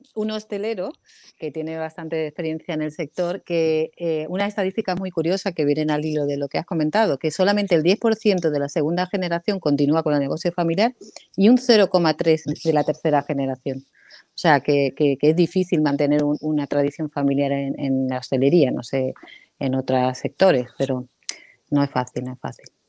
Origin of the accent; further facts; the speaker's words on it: Canary Islands, Spain; moved away as an adult; also born or lived in Málaga; Yo me crié en Canarias y cuando llegué a Málaga